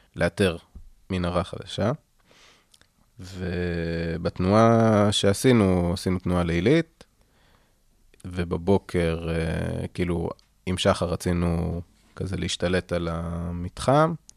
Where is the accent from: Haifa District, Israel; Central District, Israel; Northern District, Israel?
Northern District, Israel; Kfar Tavor; אני במקור מכפר תבור